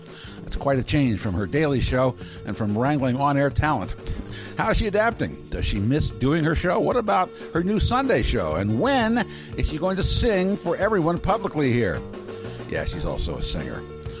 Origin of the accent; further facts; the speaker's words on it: Baltimore, Maryland, United States; moved away as an adult; now in Portland, United States; I'm from Baltimore, Maryland.